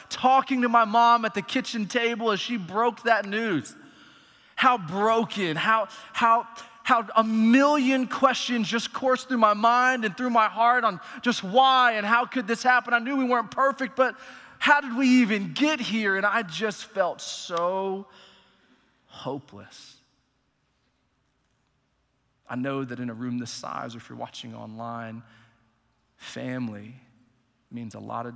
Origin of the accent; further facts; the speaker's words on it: Allen, Texas, United States; I grew up in Allen, Texas, went to Allen High School throughout the whole school system